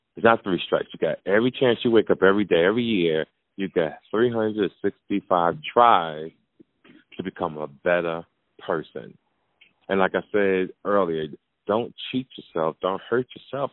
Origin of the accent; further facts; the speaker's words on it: Jersey City, New Jersey, United States; I grew up in Jersey City, New